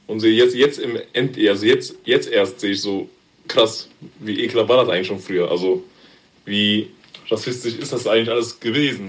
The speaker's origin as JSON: {"language": "German", "country": "Germany", "tie": "born or raised there", "said": "Also, meine Eltern stammen aus Ghana. Geboren bin ich hier in Deutschland. Schule gegangen"}